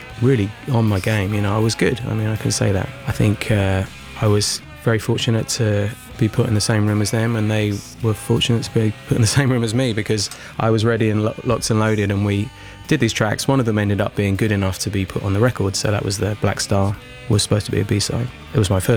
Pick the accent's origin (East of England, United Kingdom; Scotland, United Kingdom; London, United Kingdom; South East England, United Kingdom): London, United Kingdom; I grew up in Tufnell Park, so that's exactly where I sort of would go and see bands when I was a kid